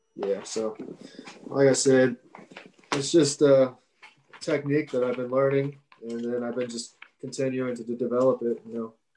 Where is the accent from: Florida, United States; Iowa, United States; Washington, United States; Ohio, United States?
Ohio, United States; Cincinnati; I grew up and obviously in Cincinnati here